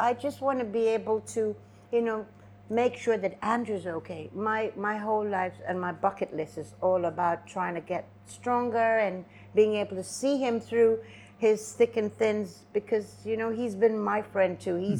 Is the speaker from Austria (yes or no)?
no; Singapore; No, I would never do that. I'm Singaporean.